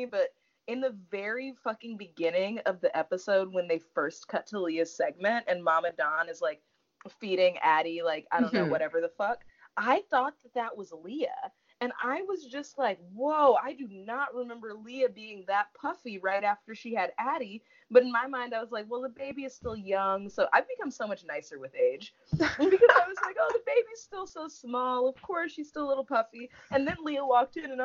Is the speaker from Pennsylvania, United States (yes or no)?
no; Los Angeles, California, United States; I am from South Los Angeles